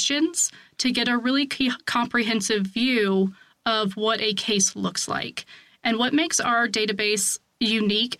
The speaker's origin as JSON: {"language": "English", "region": "Virginia", "country": "United States", "tie": "born or raised there", "said": "I was born and raised in Virginia. I live there still, just in a very different part"}